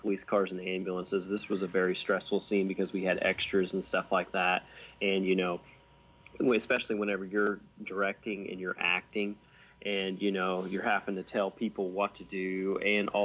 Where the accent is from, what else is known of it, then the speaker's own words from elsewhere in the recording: Sumner, Illinois, United States; this was shot in my hometown of Sumner, Illinois, and I'm a volunteer firefighter there